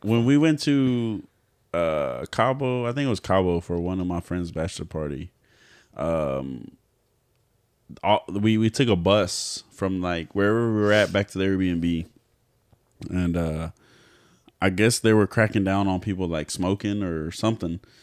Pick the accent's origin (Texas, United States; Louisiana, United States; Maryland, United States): Texas, United States; I'm not from here. Like, I'm from Texas